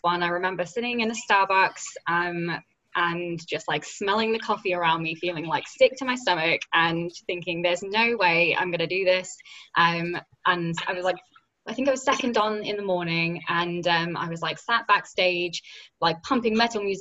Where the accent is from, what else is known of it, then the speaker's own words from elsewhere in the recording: United Kingdom; accent: British; my little British accent